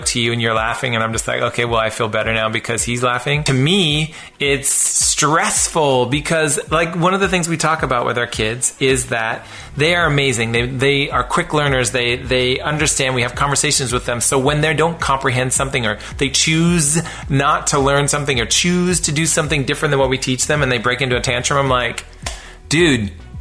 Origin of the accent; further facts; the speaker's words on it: West Coast, United States; I was raised on the West Coast